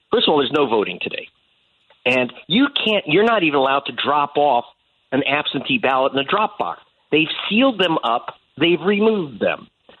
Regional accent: Los Angeles, California, United States; Not my senator. I'm from Hollywood.

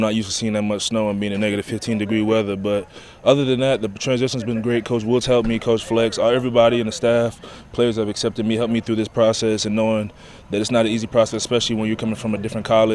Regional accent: Beaufort, South Carolina, United States; I come from Beaufort, South Carolina. It's kind of like a small military town

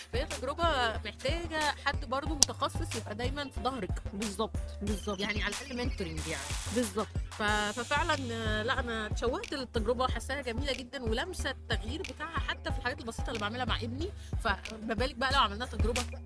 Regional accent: Alexandria, Alexandria Governorate, Egypt; احنا عندنا في اسكندريه

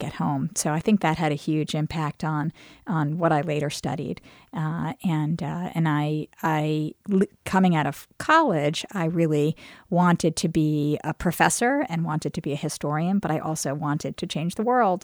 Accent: New York City, New York, United States; moved away as an adult; now in Charlottesville, United States; I grew up in Brooklyn

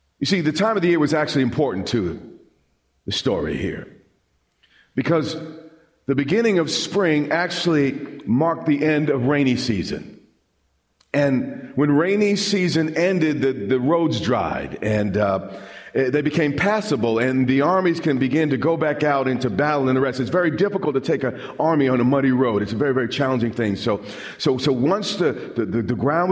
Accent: Long Island, New York, United States; When I was a kid, I grew up on Long Island

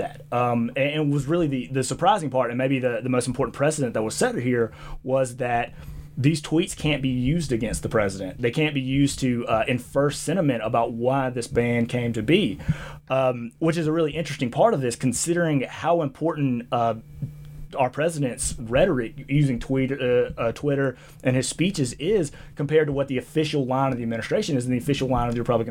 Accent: Jackson, Mississippi, United States; accent: Southern; now in Boise, United States; I grew up in Jackson, Mississippi

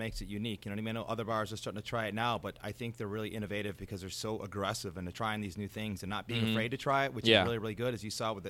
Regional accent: Buffalo, New York, United States; Born and raised in South Buffalo, all embracing the old Irish heritage. I stay in around the neighborhood.

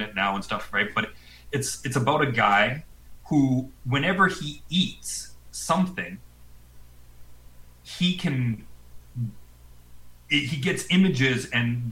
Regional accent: Calgary, Alberta, Canada; I grew up in Calgary, man. Yeah, I'm from Calgary

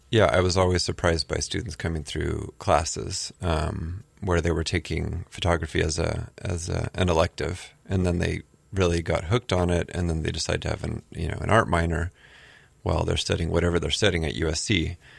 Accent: Southern California, United States; moved away as an adult; also born or lived in New York City, United States; now in Honolulu, United States; I grew up in Southern California

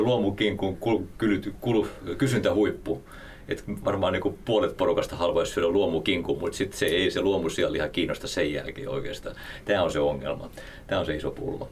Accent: Häme, Tavastia, Finland; Mä oon Hämeestä kotoisin

